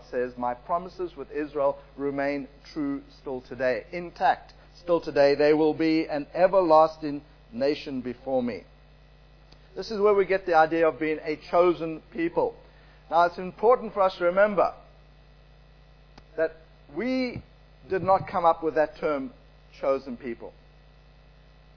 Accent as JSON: {"language": "English", "country": "South Africa", "tie": "born or raised there", "said": "I was born in South Africa. My parents were born there."}